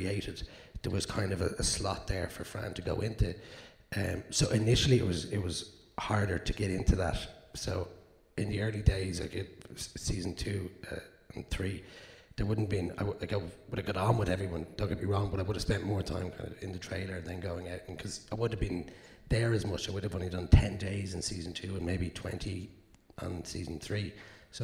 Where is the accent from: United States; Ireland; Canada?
Ireland; Dublin, Leinster; I'm from South Dublin